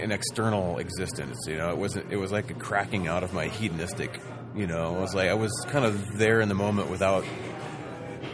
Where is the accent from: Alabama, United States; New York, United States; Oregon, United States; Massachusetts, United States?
Oregon, United States; Southern; I kind of grew up somewhat outdoors in Southern Oregon